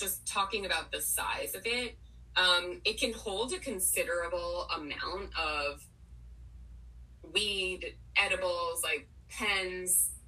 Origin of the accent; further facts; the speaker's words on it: Potomac, Maryland, United States; moved away as an adult; also born or lived in Washington, D.C. / New York City; grew up in Potomac, Maryland, um, which is relevant because I literally just moved back here